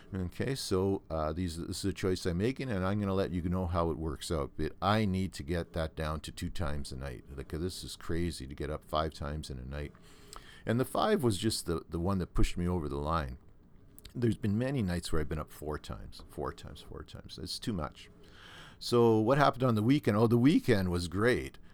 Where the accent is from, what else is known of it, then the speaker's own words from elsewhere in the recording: Thunder Bay, Ontario, Canada; I grew up in Thunder Bay